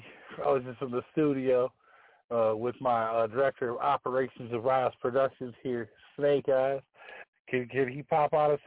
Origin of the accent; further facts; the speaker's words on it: Detroit, Michigan, United States; now in southern Indiana, United States; I'm originally from Detroit, but, you know, right now I live in southern Indiana.